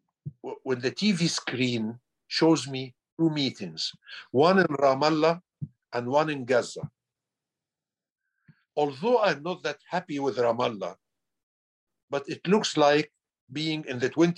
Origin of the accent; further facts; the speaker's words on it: Egypt; English is a second language; I am an Egyptian who was born 1950.